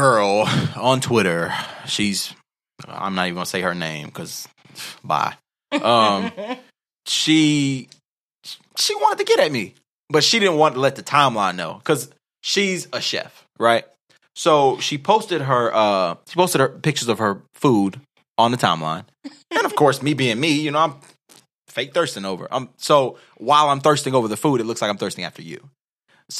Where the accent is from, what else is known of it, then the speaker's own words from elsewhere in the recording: United States; I'm American.